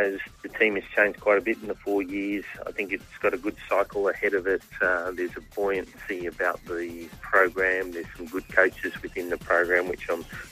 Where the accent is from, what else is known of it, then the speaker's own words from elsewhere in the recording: Australia; moved away as an adult; also born or lived in Belgium; now in New Zealand; I'm an Aussie